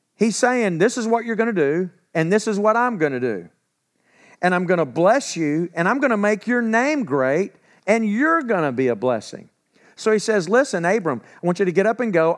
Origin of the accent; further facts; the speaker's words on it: where Eastfield College is, Texas, United States; I grew up where Eastfield College is. I'm not far from home